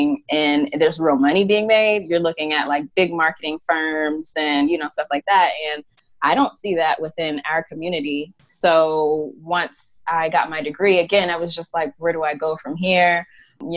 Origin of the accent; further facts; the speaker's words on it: Atlanta, Georgia, United States; I'm from Atlanta, even though I wasn't born there